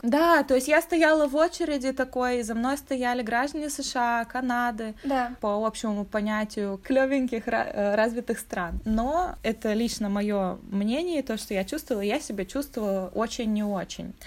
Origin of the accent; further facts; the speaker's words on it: Russia; now in Europe; Я из России